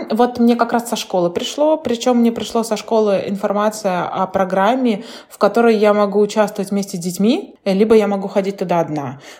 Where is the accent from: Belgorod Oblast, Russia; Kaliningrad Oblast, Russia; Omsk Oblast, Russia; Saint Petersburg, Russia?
Kaliningrad Oblast, Russia; Kaliningrad; Я просто говорю из Калининграда, все. Вот еще очень многие, кстати, не знают, знает, где Калининград находится, это обидно.